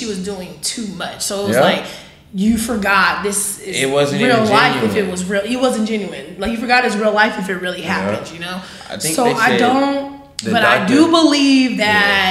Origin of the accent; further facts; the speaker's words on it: the South, United States; I'm from the South